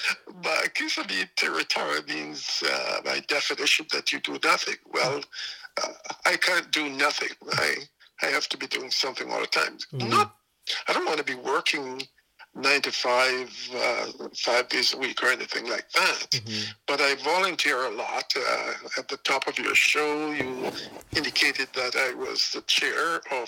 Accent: England, United Kingdom; moved away as an adult; also born or lived in Jamaica; now in Canada; My mother took the opportunity to go to England, and she took me and my brother with her. And so we grew up essentially in England, although I still have a lot of friends and distant cousins still in Jamaica.

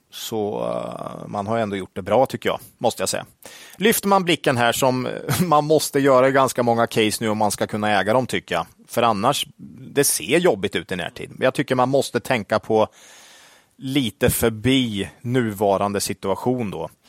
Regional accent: Sweden; Som svensk

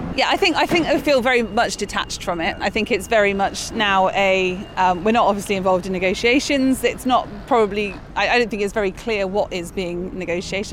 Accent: Bristol, South West England, United Kingdom; now in Taunton, United Kingdom; I'm from Bristol

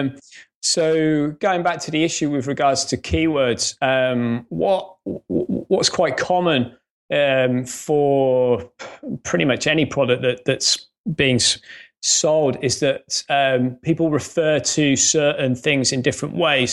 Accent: Coventry, West Midlands, United Kingdom; accent: faint Midlands; moved away as an adult; now in Northampton, United Kingdom; I grew up in Coventry

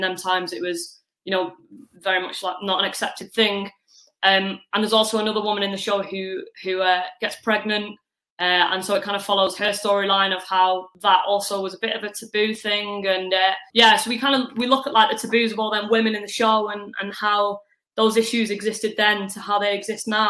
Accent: Manchester, North West England, United Kingdom; accent: northwestern twang; I'm from Manchester

